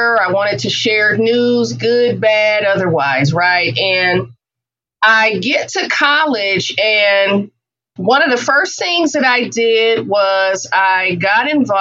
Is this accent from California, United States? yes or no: yes; Oakland, California, United States; also born or lived in Atlanta; growing up in Oakland in the Bay Area